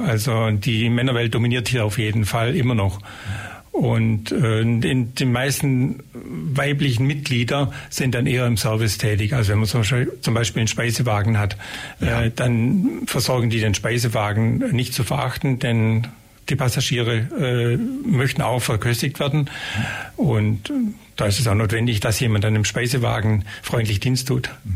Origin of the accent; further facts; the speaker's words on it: Geislingen an der Steige, Baden-Württemberg, Germany; also born or lived in Ulm; ich bin ja eigentlich in Geislingen geboren und mit dem Zuzug nach Ulm